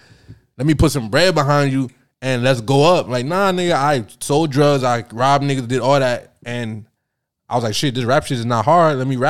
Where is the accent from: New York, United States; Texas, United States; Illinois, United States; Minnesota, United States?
New York, United States; New York City; I'm from New York.